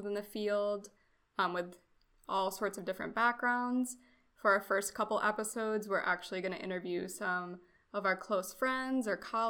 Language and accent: English; Rochester, New York, United States; moved away as an adult; now in Vero Beach, United States; I go by she, her pronouns. I was born near Buffalo in Rochester, New York, so Western New York. And then I moved down to Vero Beach, Florida. And that's where I'm currently at for my master's degree.